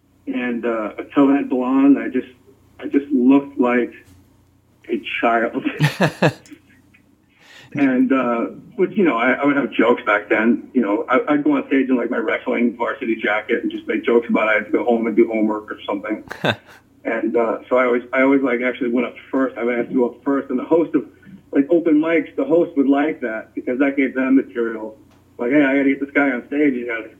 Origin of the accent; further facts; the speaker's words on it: New Jersey, United States; I was into the ocean. I spent my summers and like every conceivable free moment in Barnegat Bay.